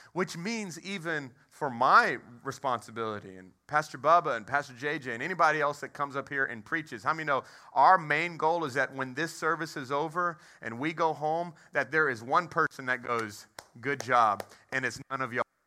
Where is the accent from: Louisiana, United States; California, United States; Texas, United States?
Texas, United States; I, I was raised in Texas